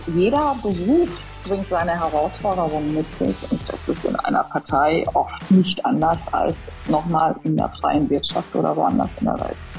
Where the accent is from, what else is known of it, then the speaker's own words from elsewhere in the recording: Ruhr area, North Rhine-Westphalia, Germany; now in Cologne, Germany; Kölnerin, komme aber gebürtig aus dem Ruhrgebiet